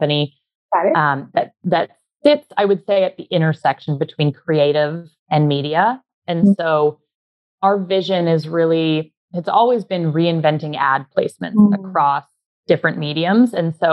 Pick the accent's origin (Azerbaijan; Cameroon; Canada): Canada; Vancouver, British Columbia; moved away as an adult; now in San Francisco Bay Area, United States; I'm Canadian. I'm originally from Vancouver. So I moved to California about 10 years ago now.